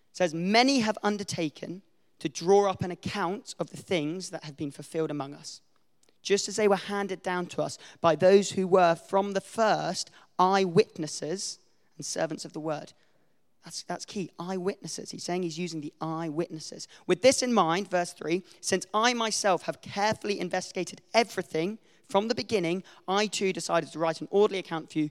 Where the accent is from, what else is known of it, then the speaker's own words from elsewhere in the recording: Wicklow, Leinster, Ireland; It is actually really unfair because I actually am from Wicklow. My mum was born and raised in Wicklow. Her parents have been in Wicklow for pretty much forever. And I've lived in Wicklow for most of my childhood.